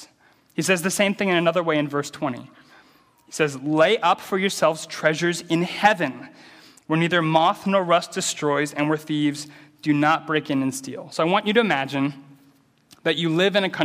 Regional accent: American Midwest, United States; I grew up in the American Midwest, which is an agricultural area. So I grew up in a small city surrounded by cornfields

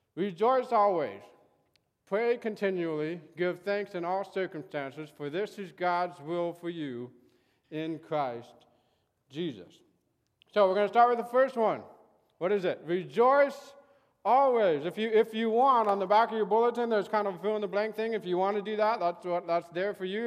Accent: Santa Barbara, California, United States; I grew up in Santa Barbara, so I, I was able to go to the beach all the time

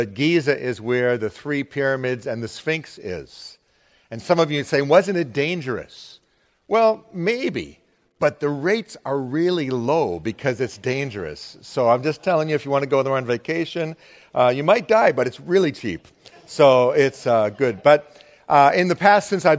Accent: Arlington, Massachusetts, United States; also born or lived in Lexington, Massachusetts / Amherst, Massachusetts; I'm a native Massachusetts person. I've never lived outside of Massachusetts, even though I do all this mission stuff. I'm from Arlington.

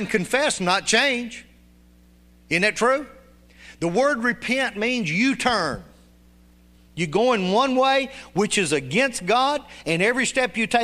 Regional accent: Union City, United States; when I was growing up in Union City

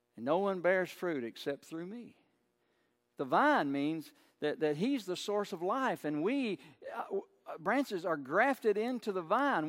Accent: United States; I'm proud to be an American most days

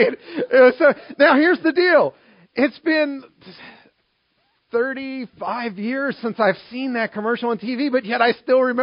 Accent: Maryland, United States; now in Harrisburg, United States; I grew up in Maryland

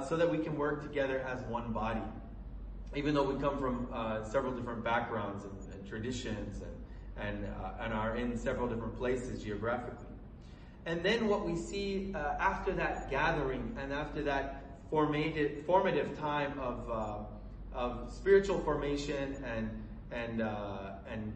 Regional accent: Colorado, United States; moved away as an adult; also born or lived in Lebanon; now in Beirut, Lebanon; I grew up in Colorado

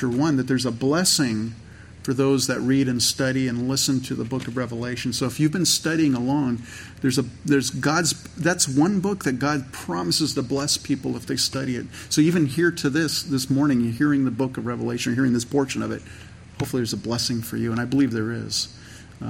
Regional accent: Santa Clara Valley, California, United States; I grew up in California

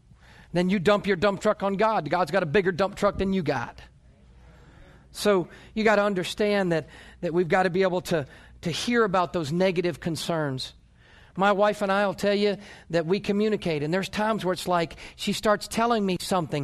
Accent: New York, United States; born there; also born or lived in North Carolina; now in Oklahoma, United States; You know, I was born in New York and lived in North Carolina and moved from North Carolina to Oklahoma, and I pull out in front of somebody here in Oklahoma

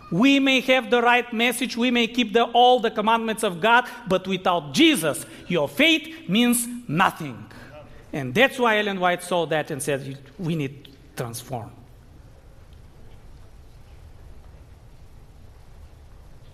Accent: Bulgaria; moved away; I grew up in Bulgaria, but I'm still a Seventh-day Adventist

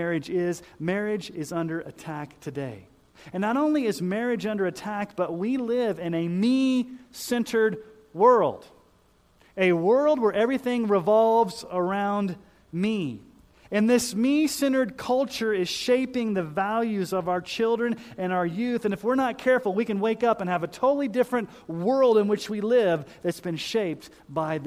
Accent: Colorado Springs, Colorado, United States; moved away; I grew up in Colorado Springs

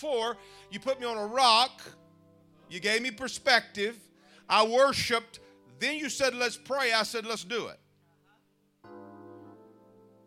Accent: United States; moved away; also born or lived in Mississippi; I'm from Louisiana and Mississippi

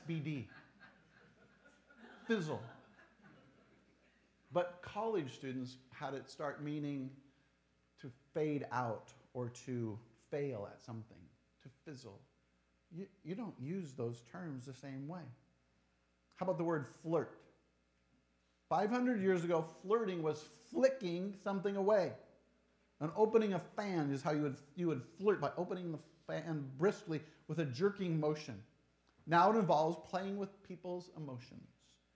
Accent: Tacoma, Washington, United States; I'm from Tacoma.

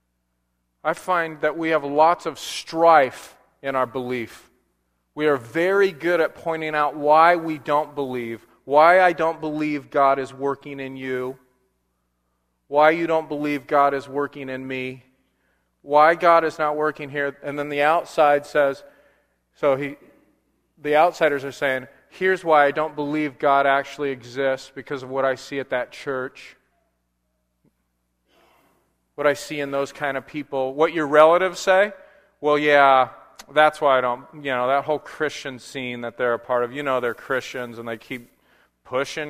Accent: Southern California, United States; now in Portland, United States; growing up in Southern California, I love snow because we had none

